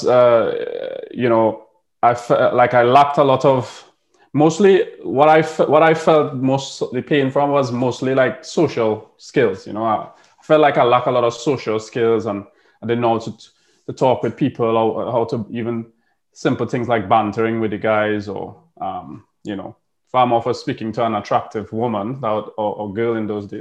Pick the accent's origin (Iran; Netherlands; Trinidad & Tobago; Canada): Trinidad & Tobago; Tobago; moved away as an adult; now in United Kingdom; I grew up in Tobago.